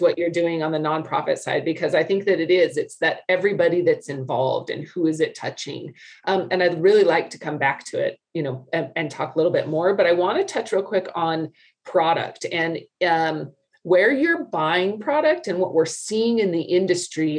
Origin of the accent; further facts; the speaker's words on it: Wyoming, United States; now in Salt Lake City, United States; I grew up in Wyoming. I grew up in the West.